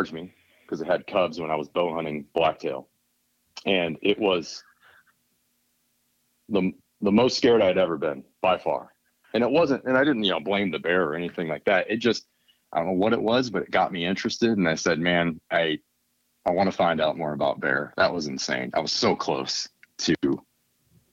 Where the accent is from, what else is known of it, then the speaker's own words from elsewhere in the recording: Michigan, United States; now in California, United States; I grew up in Michigan, where at the time I thought everybody in the world hunted and had chickens and all that.